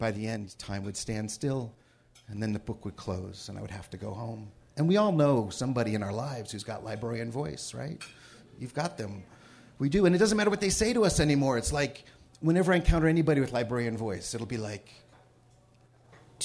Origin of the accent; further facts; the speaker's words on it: Cleveland Heights, Ohio, United States; when I was growing up in Cleveland Heights, Ohio